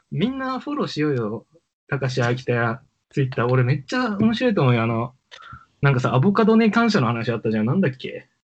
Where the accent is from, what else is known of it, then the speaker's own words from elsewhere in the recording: Sapporo, Hokkaido, Japan; now in Tokyo, Japan; でも俺札幌育ちだからな。